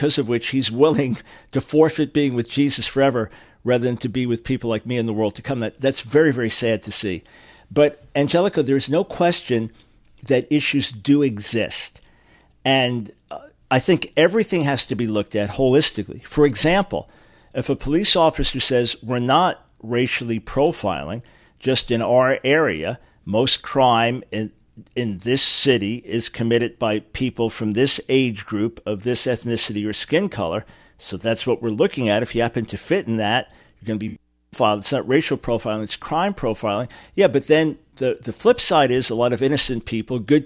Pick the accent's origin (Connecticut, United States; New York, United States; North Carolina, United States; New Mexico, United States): New York, United States; I grew up in New York, and it was not a segregated society there